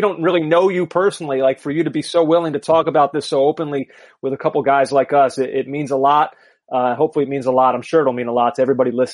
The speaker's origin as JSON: {"language": "English", "area": "outside of Philadelphia", "region": "Pennsylvania", "country": "United States", "tie": "born or raised there", "said": "I grew up outside of Philadelphia"}